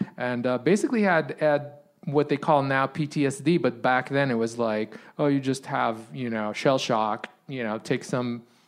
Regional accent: Israel; now in United States; I'm originally from Israel

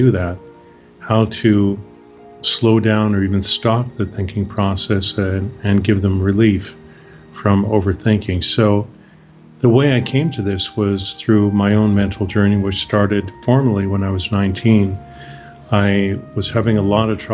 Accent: Canada; moved away as an adult; now in Bucerías, Mexico; I'm Canadian, originally from Canada, born and raised there.

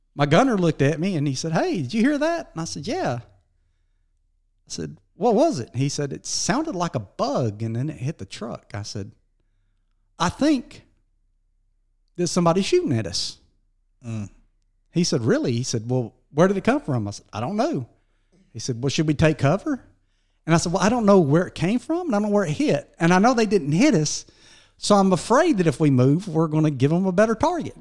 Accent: Dora, Alabama, United States; also born or lived in Sumiton; we were born and raised around Dora, Walker County, and uh, graduated out of Dora High School barely

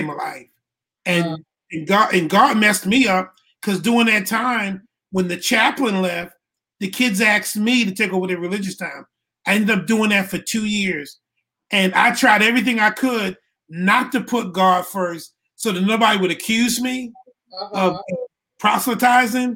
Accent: Baltimore, Maryland, United States; moved away as an adult; I was born in Baltimore, Maryland. Graduated from high school. Went to Morgan State University for 1 year.

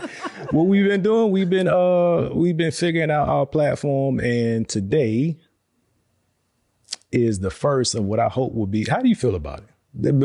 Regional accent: Virginia, United States; now in Texas, United States; We're from Virginia.

